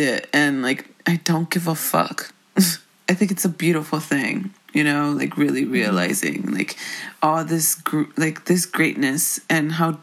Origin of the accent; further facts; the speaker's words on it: Miami, Florida, United States; moved away; I don't know who I'd be if I didn't grow up in Miami.